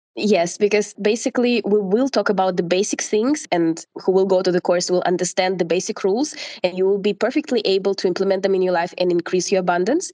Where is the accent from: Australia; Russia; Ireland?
Russia; moved away as an adult; now in Portugal; I'm from Russia and I've been living in Portugal for the last six years